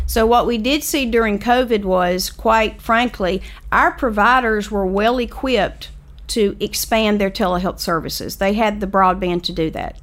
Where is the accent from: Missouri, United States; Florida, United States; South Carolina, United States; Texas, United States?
South Carolina, United States; Lake View; I was from Lakeview